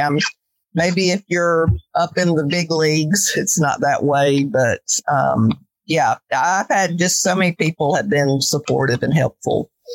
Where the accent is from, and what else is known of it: North Carolina, United States; moved away as an adult; now in Calhoun, United States